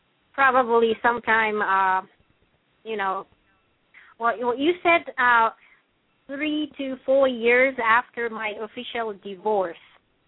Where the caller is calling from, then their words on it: San Francisco, California, United States; from San Francisco.